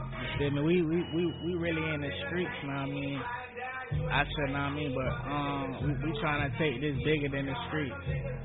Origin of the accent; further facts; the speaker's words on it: Largo, Florida, United States; also born or lived in Tampa, Florida; I was born in Tampa, Florida. I was raised in Largo, Florida. I represent the whole Tampa Bay area, though, you know what I mean? I got roots everywhere. My grandma was out there in Clearwater. My mama done stayed out there in St. Pete a little bit.